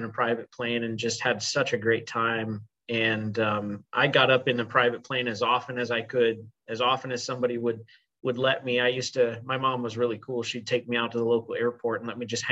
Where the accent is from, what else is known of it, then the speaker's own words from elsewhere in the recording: Ames, Iowa, United States; moved away as an adult; now in Kansas City, United States; I went to high school in my hometown, which is Ames, Iowa